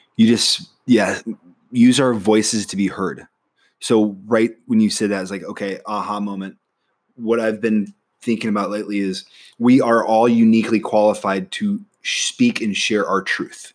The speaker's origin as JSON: {"language": "English", "region": "Nebraska", "country": "United States", "moved": "as an adult", "said": "I'm from Nebraska"}